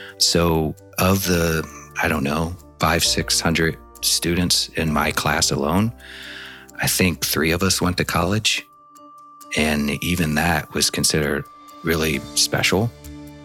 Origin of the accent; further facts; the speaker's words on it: Indiana and Ohio border, Midwest, United States; I grew up in the Midwest, in the states of Indiana and Ohio, right on the border